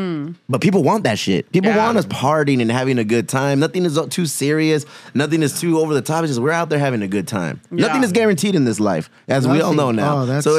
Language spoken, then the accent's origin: English; San Diego, California, United States; We're like, San Diego. Yeah. It's like, oh, you're Mexican? We're like, yeah.